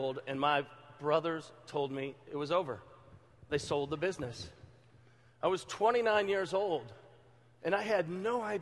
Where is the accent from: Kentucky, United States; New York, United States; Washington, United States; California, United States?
Kentucky, United States; Louisville; I'm from Louisville, Kentucky